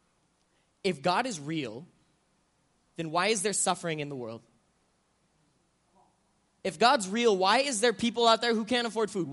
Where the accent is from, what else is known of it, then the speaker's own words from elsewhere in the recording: Manila, Metro Manila, Philippines; moved away; I'm half Filipino, and I grew up in the Philippines, and so I grew up in the middle of Manila